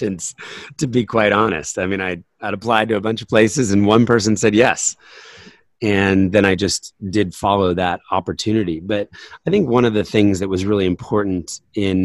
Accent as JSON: {"language": "English", "region": "New Jersey", "country": "United States", "tie": "born or raised there", "moved": "yes", "lives_now": "Pennsylvania, United States", "said": "I grew up in New Jersey, you know, there were ponds around us"}